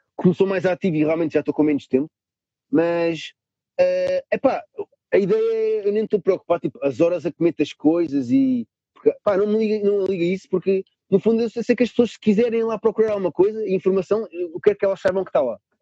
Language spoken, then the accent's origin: Portuguese; Lisbon, Portugal; Eu sou de Lisboa